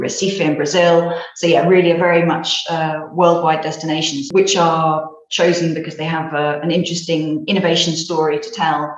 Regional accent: United Kingdom; now in Spain; I'm British originally

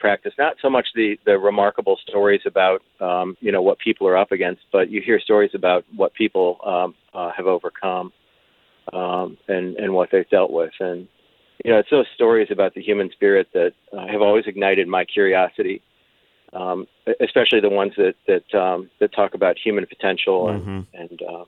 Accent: United States; Grew up in North County

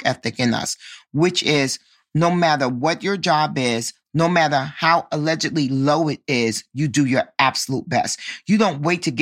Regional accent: New York City, New York, United States; I grew up in Harlem. And for your listeners who may not know, Harlem is a part of Manhattan

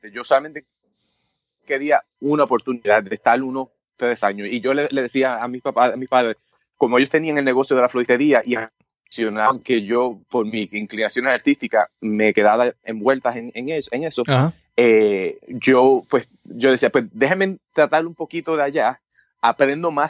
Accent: Puerto Rico; moved away as an adult; yo me fui de Puerto Rico cuando el mínimo en aquel entonces creo que está 25, está 50.

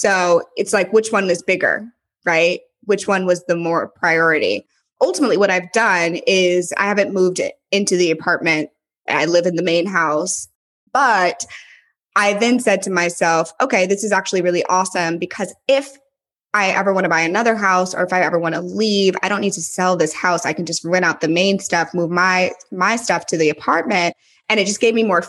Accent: St. Louis, Missouri, United States; moved away as an adult; also born or lived in San Francisco / Los Angeles; now in Nashville, United States; I'm from St. Louis originally, so I'm a Midwest Southern girl at heart.

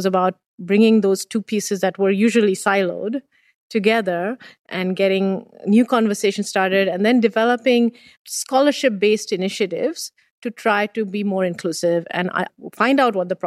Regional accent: India; now in Waterloo, Canada; Being born and raised in India

